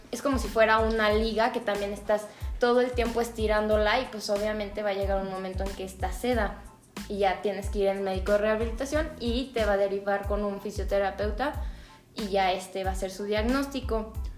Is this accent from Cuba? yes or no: no; León, Guanajuato, Mexico; somos de León